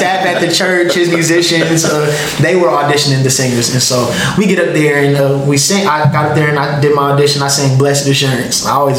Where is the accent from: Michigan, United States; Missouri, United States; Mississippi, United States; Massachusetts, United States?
Massachusetts, United States; Springfield; born and raised in Springfield, Massachusetts.